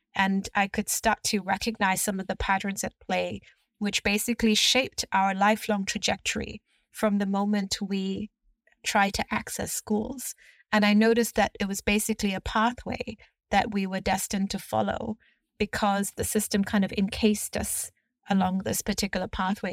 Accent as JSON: {"language": "English", "country": "Hong Kong", "tie": "born or raised there", "also_born_or_lived": "United Kingdom / United States", "said": "I grew up right here in Hong Kong and went through the school system here."}